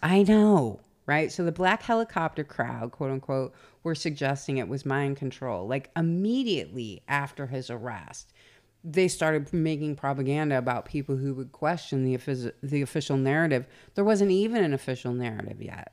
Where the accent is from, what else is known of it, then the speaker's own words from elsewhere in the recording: the South, United States; accent: southern; my southern accent